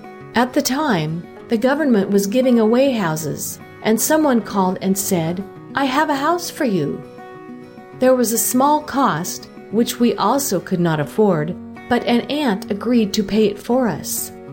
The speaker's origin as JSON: {"language": "English", "region": "Saint Elizabeth", "country": "Jamaica", "tie": "born or raised there", "also_born_or_lived": "Kingston", "said": "I was born in St. Elizabeth, Jamaica, the youngest of 8 children."}